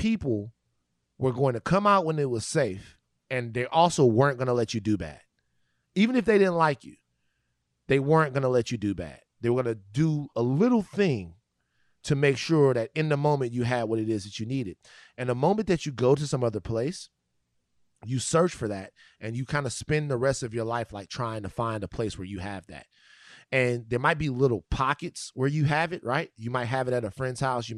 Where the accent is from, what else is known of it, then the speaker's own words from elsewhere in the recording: Louisiana, United States; now in Los Angeles, United States; growing up in Louisiana